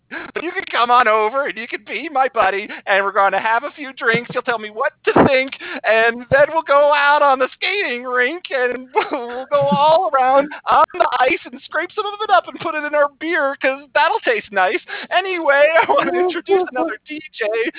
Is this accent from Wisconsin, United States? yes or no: no; Minnesota, United States; I'm out from Minnesota, and I want to get to know you.